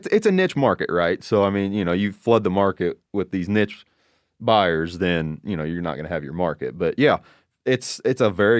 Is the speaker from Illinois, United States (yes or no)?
yes; Illinois, United States; now I say a coyote because I'm from Illinois, Midwest, right?